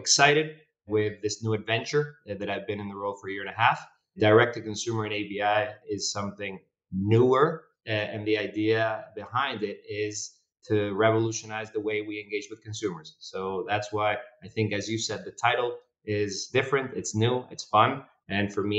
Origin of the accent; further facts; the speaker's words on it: Argentina; moved away as an adult; also born or lived in North America; I joined the company back in Argentina, my home country